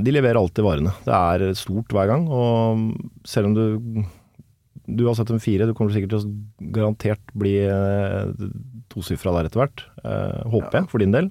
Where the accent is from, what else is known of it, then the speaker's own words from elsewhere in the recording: Kolbotn, Akershus, Norway; oppvokst eh, Jeg er fra Kolbotn